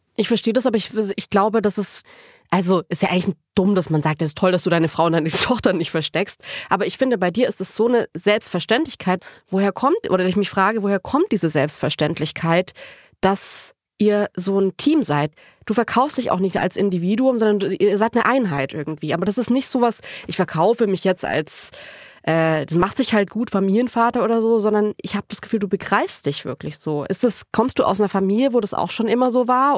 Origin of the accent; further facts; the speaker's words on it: Baden-Württemberg, Germany; ich bin aus Baden-Württemberg